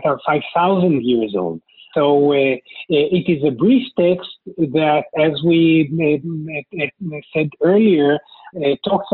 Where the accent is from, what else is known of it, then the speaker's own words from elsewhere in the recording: Israel; first language Hebrew; English is a second language; also born or lived in New York, United States / Los Angeles, United States; I'm a native of Israel, travel a lot to the U.S. and have worked in the U.S., etc., but Israel is my home country.